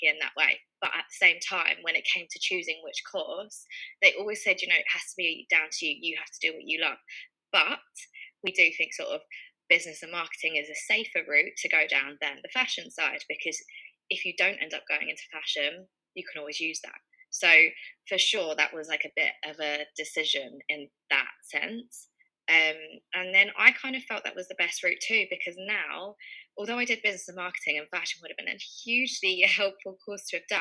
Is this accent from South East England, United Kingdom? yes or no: no; London, United Kingdom; also born or lived in Leicester; I'm from Northwest London, born and brought up here, always lived here.